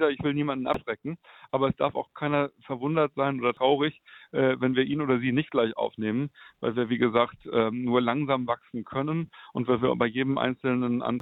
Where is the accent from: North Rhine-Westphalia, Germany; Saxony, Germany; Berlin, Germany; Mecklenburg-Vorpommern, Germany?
Berlin, Germany; Ich selber sitze in Berlin, bin auch selber Berliner